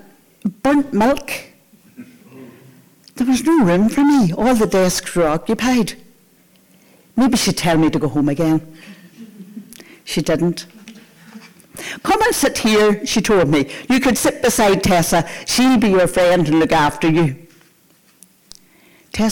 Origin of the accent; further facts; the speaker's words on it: Antrim, Northern Ireland, United Kingdom; now in Portrush, United Kingdom; I live in Portrush, but I'm from Antrim. Antrim is where I spent the first years of my life. And Antrim is where I went to primary school